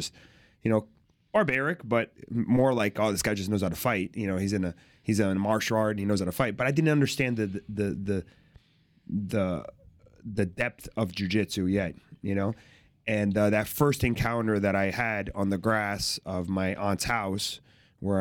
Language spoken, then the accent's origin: English; Fort Lauderdale, Florida, United States; born or raised there; also born or lived in Brazil